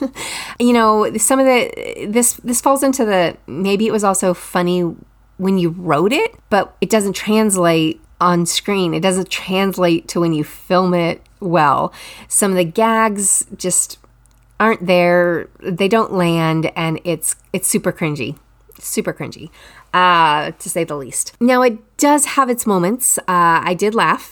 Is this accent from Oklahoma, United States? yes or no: no; Texas, United States; I'm from Texas